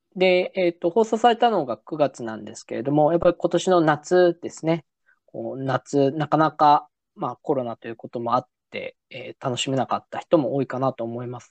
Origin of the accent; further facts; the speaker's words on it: Nagasaki, Japan; moved away; 実は僕、その長崎出身なんですね。